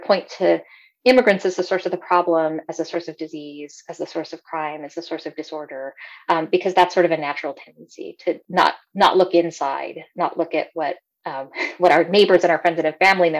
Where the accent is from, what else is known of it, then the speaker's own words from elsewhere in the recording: El Paso, Texas, United States; moved away as an adult; I grew up in El Paso in the 70s and 80s